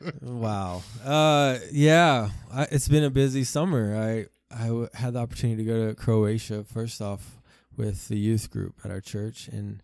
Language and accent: English; South Africa; born there; I was born in South Africa, and they were missionaries.